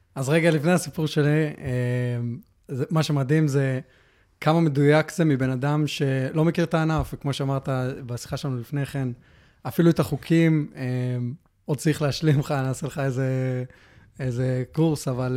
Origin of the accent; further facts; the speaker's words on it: Hefer Valley, Central District, Israel; moved away; also born or lived in Melbourne, Australia; נולדתי בארץ, uh, uh, חיינו בעמק חפר uh, רוב, ה, רוב השנים, עד שעברנו לאוסטרליה. אה, גרנו במלבורן